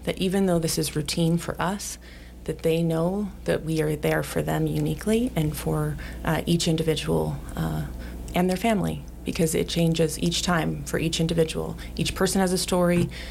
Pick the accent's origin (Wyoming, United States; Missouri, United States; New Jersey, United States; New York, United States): Wyoming, United States; Sheridan; also born or lived in Billings, Montana / Arizona; I grew up here in Sheridan